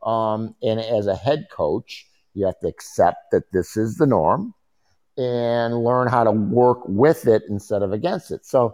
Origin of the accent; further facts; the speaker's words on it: Chicago, Illinois, United States; growing up in Chicago